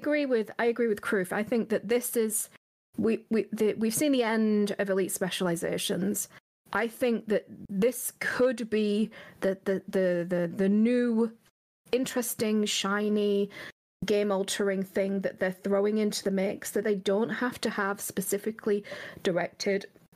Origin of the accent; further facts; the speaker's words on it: England, United Kingdom; I'm very English